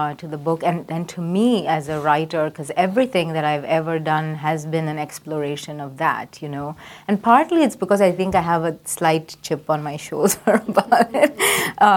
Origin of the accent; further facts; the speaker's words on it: Chennai, Tamil Nadu, India; I grew up in India. Oh, okay. Which part of India? Madras.